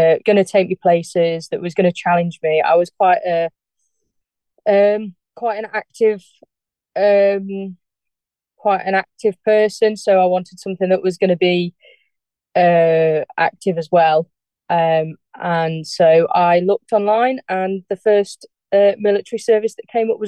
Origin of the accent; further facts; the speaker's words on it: Darley Dale, East Midlands, United Kingdom; So I was born in Darley Dale, which is a like a cottage hospital that used to be in the Derbyshire Dales